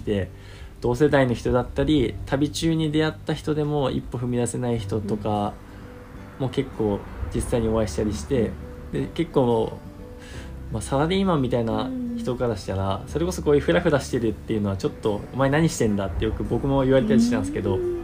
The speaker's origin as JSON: {"language": "Japanese", "region": "Yamagata", "country": "Japan", "tie": "born or raised there", "said": "僕はバリバリの山形県生まれ育ちの今27歳になった"}